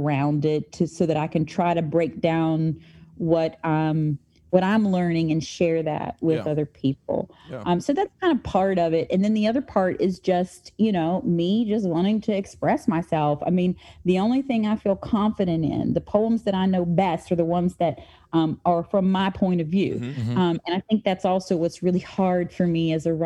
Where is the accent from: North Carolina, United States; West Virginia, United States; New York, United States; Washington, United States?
West Virginia, United States; St. Albans; I grew up in St. Albans, West Virginia